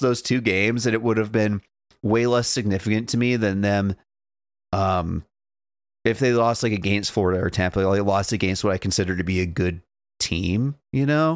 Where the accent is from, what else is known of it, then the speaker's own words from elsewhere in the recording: Dawson Creek, British Columbia, Canada; I'm from Dawson